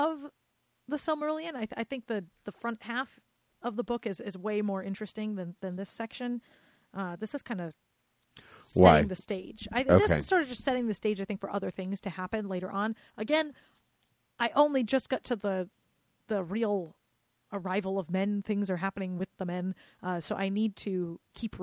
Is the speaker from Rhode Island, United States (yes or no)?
yes; Rhode Island, United States; accent: Rhode Island; my Rhode Island accent